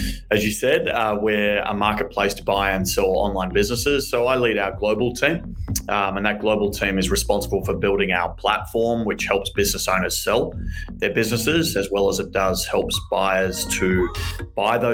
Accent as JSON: {"language": "English", "town": "Melbourne", "region": "Victoria", "country": "Australia", "tie": "born or raised there", "accent": "Australian", "said": "I grew up in Melbourne, Australia. You can hear my very big Australian accent"}